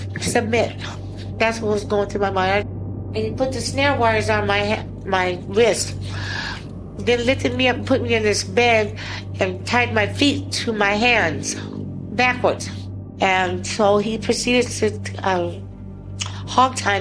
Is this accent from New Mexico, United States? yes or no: no; Klamath Falls, Oregon, United States; now in Anchorage, United States; I'm originally from Klamath Falls, Oregon